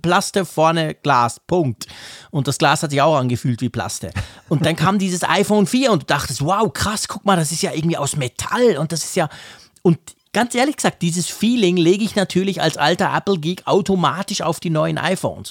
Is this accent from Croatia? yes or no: no; Switzerland; bei uns in der Schweiz